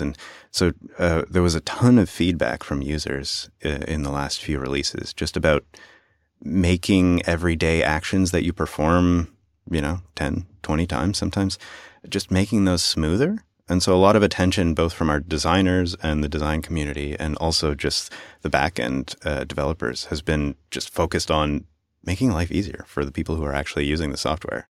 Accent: Canada; As a Canadian

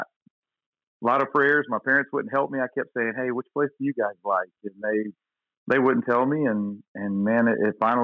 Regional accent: Oxford, Alabama, United States; I grew up in Oxford, Alabama

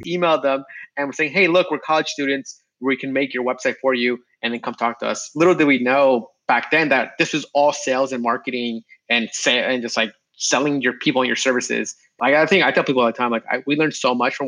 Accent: Long Island, New York, United States; also born or lived in Binghamton, New York / California; now in New York City, United States; I grew up in Long Island

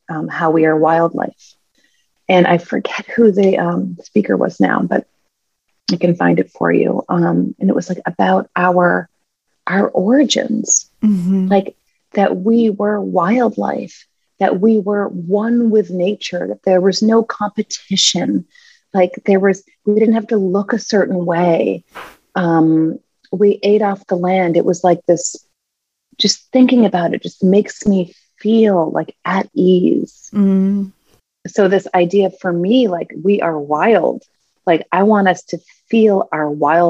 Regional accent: New Hampshire, United States; as a kid, I grew up in New Hampshire

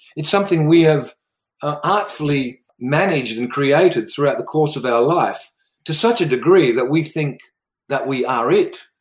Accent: River Murray region of South Australia, Australia; also born or lived in Netherlands; I actually grew up in Australia, uh, in the River Murray region of South Australia.

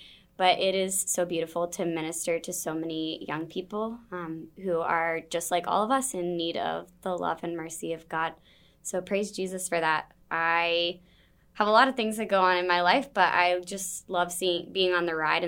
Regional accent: Atlanta, Georgia, United States; moved away as an adult; now in Boston, United States; I am from Atlanta, Georgia, originally. Went to the University of Georgia.

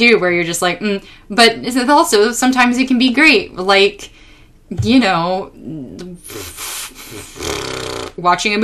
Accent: California, United States; my people as a Californian

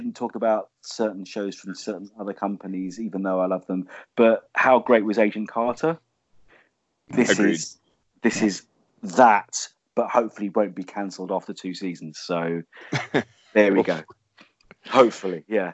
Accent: London, United Kingdom; London, seeing my hometown on a weekly TV show

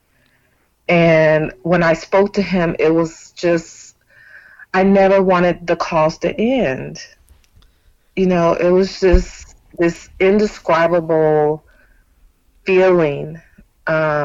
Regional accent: Bay Area of Northern California, United States; moved away as an adult; now in Texas, United States; I was born and raised in California, but in 2016 I moved to Texas with my company

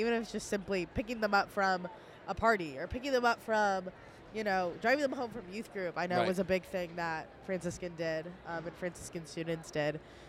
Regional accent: Columbus, Ohio, United States; but she knew that I was from Columbus.

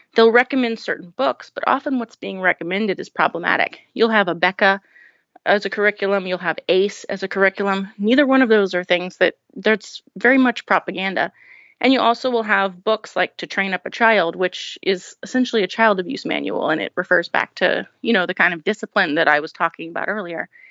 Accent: New Orleans, Louisiana, United States; I grew up in New Orleans um, as the oldest in a family of 10 children.

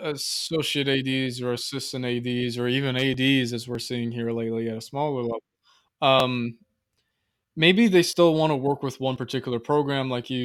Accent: Madison, Indiana, United States; also born or lived in Fort Wayne; my hometown in Madison

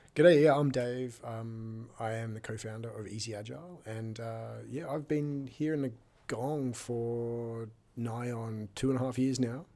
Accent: Sydney, New South Wales, Australia; moved away as an adult; also born or lived in San Francisco; now in Wollongong, Australia; I always lived in Sydney my entire life. I grew up on Northern Beaches

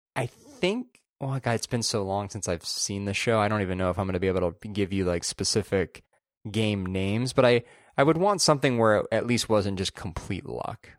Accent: Southern California, United States; moved away as an adult; now in San Francisco, United States; growing up in Southern California, going to college in Central California, and then now living up here

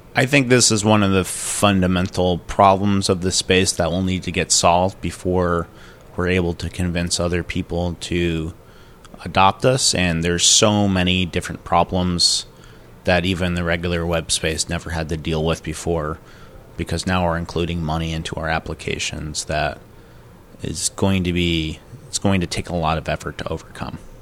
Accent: Connecticut, United States; I'm from, uh, Connecticut in the United States

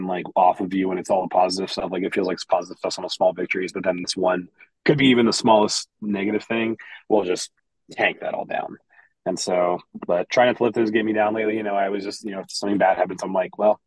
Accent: Lima, Ohio, United States; now in Columbus, United States; I grew up in a small, Midwestern Ohio town. Like we're from Columbus, but I'm from a little town about northwest of here called Lima

